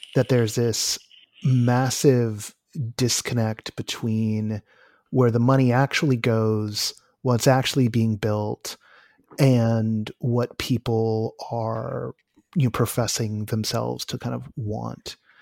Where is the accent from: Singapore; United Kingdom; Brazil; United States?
United States; California; as a Californian